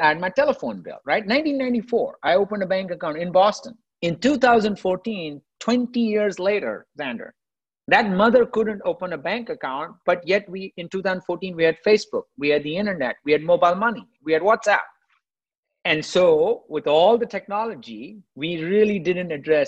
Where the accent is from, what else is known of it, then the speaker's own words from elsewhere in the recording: India; moved away; I grew up in India, right? I grew up poor in India